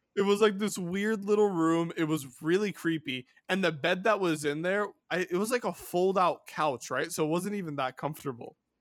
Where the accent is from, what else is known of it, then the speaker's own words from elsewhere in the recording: California, United States; my home state of California